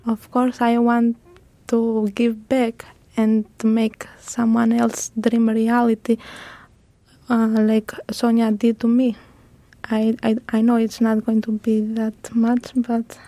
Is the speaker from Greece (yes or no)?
yes; Greece; English is a second language; also born or lived in Albania; I am from Albania, raised most of my life in Greece.